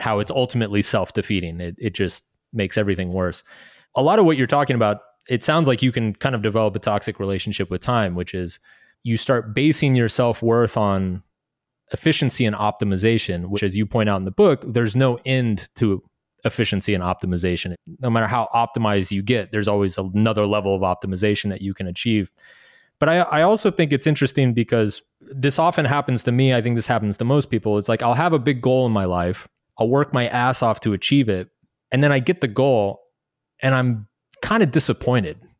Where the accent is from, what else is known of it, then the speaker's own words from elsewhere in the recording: United States; moved away as an adult; also born or lived in Brazil / Latin America; growing up in the States